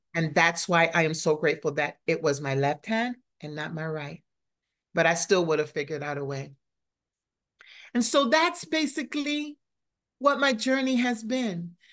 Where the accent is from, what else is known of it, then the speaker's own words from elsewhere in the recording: New York City, New York, United States; moved away as an adult; also born or lived in Florida / Charlotte; growing up in New York City was already, I mean, you learn how to survive when yeah. you grow up in New York